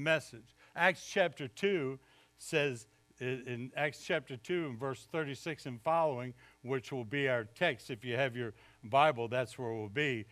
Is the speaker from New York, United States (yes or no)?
no; Baltimore, Maryland, United States; moved away as an adult; also born or lived in Jarvisburg, North Carolina; now in North Carolina, United States; I grew up in Baltimore, which is technically in the South